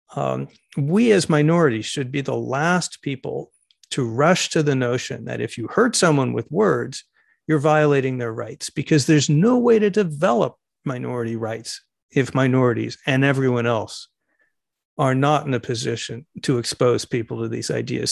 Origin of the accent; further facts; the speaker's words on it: United States; Speaking as an American homosexual